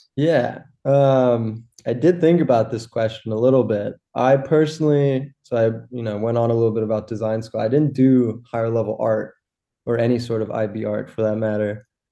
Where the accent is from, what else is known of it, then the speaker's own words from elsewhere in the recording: Los Angeles, California, United States; moved away as an adult; also born or lived in Rhode Island / Boston; now in Germany; I grew up in Los Angeles.